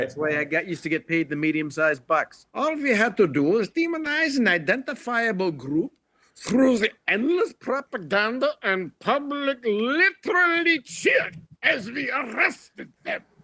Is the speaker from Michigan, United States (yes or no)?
yes; Detroit, Michigan, United States; when I was growing up in Detroit